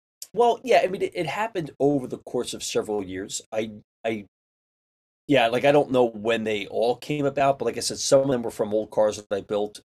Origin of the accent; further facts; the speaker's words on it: Philadelphia, Pennsylvania, United States; moved away; also born or lived in New York; I was raised in Philly